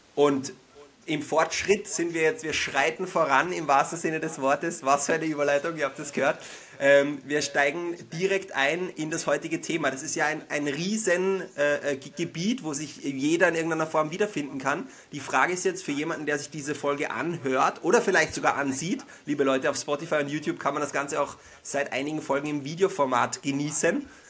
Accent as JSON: {"language": "German", "region": "Vienna", "country": "Austria", "tie": "born or raised there", "accent": "Wiener Einschlag", "said": "Wir sind beide gebürtige Wiener"}